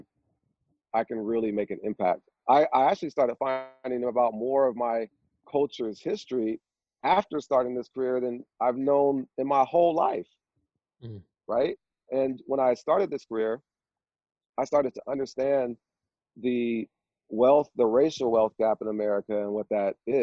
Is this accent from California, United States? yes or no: yes; Vallejo, California, United States; I'm from Vallejo, California, and in my neighborhood that I grew up